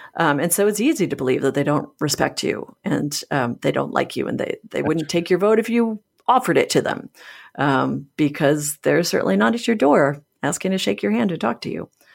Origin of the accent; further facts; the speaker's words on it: Michigan, United States; Michigan, which happens to be my home state